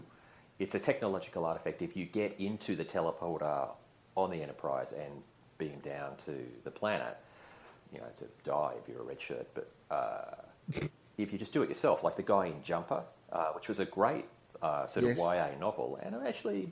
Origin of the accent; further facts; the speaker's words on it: Queensland, Australia; I grew up in Queensland when it was still a sort of hillbilly dictatorship